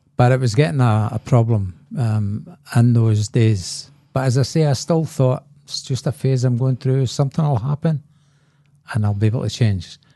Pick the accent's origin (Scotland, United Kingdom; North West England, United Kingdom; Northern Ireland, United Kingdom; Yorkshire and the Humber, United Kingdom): Scotland, United Kingdom; Glasgow; I was born in Glasgow and, uh, there was a lot of alcoholism in my family